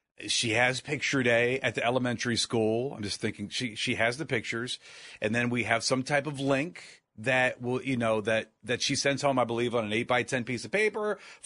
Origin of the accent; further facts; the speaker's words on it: Akron, Ohio, United States; I grew up in Akron